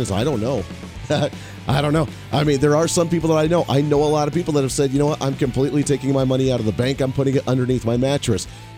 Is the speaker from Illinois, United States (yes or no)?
yes; Chicago, Illinois, United States; I am from Chicago, but I'm going to support California.